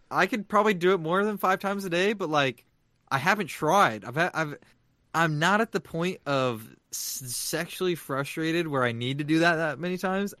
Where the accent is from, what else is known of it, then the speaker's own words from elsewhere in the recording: San Diego, California, United States; I'm from San Diego